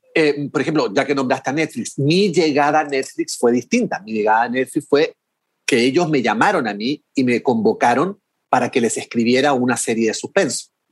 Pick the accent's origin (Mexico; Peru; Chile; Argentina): Chile; como somos mm. vecinos